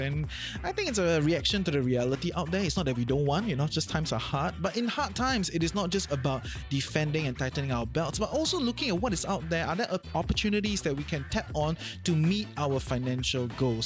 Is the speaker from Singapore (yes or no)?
yes; Singapore; now in Malaysia; maybe I'm a Singaporean still, ah, at heart